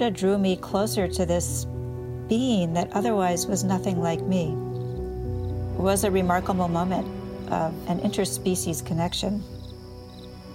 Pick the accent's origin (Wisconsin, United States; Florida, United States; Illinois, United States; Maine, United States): Maine, United States; I landed back in my home state of Maine